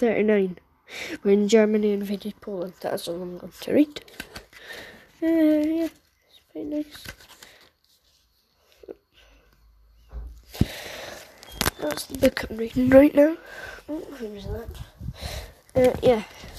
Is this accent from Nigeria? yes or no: no; Edinburgh, Scotland, United Kingdom; I was born in Edinburgh, United Kingdom, where I reside, growing up, and still live